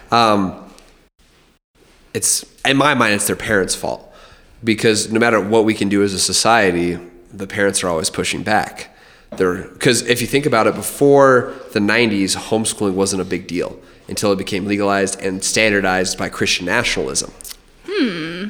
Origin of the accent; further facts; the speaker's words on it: Albuquerque, New Mexico, United States; also born or lived in Montana; growing up in Albuquerque